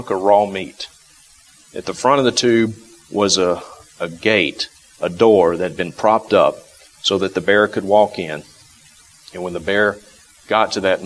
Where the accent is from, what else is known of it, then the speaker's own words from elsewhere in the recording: the South, United States; moved away; I grew up in the South